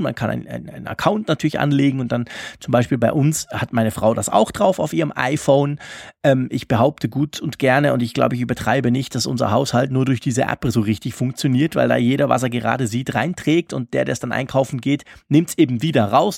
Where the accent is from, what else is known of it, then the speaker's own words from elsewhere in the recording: Zurich, Switzerland; Bei uns in Zürich